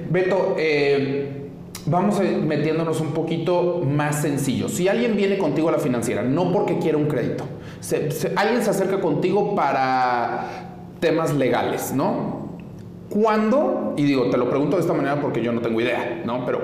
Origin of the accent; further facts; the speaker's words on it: Mexico; soy mexicana y tengo mis propiedades en Estados Unidos